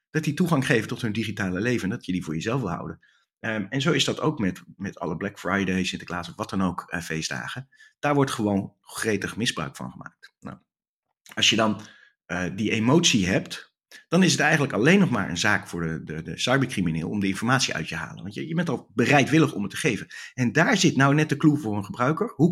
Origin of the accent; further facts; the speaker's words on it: Netherlands; Ik ben Nederlander, dus ik ben lekker direct.